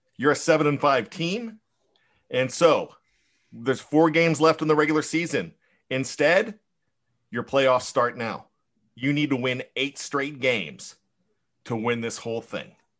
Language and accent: English; Johnstown, Pennsylvania, United States; when I was growing up in Western P A, in Johnstown